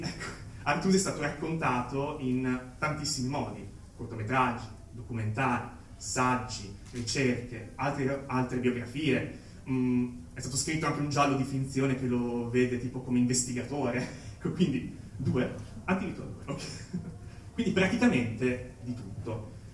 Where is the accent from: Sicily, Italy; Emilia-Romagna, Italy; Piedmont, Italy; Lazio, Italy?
Emilia-Romagna, Italy; Cesenatico; io vengo innanzitutto dall'Emilia Romagna, più precisamente dalla Romagna, più precisamente ancora da Cesenatico